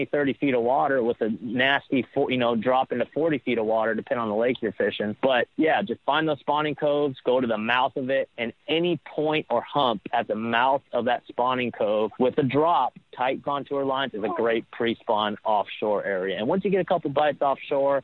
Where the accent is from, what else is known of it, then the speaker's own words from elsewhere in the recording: California, United States; moved away; I grew up in California